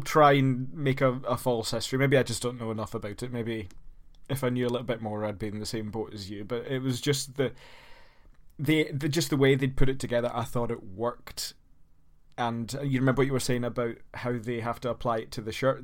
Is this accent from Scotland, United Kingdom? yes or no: yes; Scotland, United Kingdom; as a Scotsman